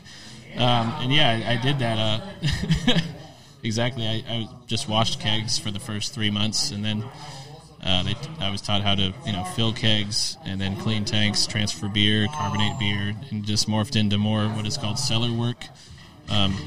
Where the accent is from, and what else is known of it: Lago Vista, Texas, United States; born or raised there; also born or lived in Austin, Texas